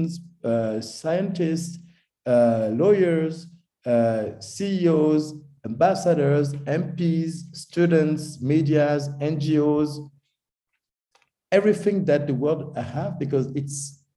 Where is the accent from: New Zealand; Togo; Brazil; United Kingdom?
Togo; moved away as an adult; also born or lived in Paris, France; now in Zurich, Switzerland; I was born in Togo in West Africa, because my father is Togolese and my mom is German. And I was raised in Togo to my baccalaureate, and then I go in France, make my studies there